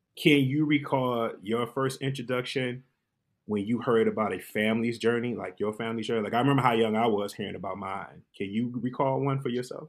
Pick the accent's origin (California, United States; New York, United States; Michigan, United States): Michigan, United States; Detroit; I'm born and raised in Detroit, but my family migrated from South Carolina, Columbia, Newberry